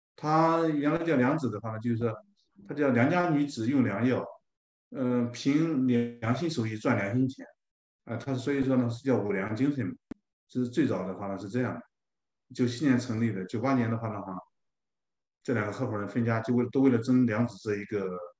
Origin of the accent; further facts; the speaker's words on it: China; moved away as an adult; now in Toronto, Canada; 我们中国人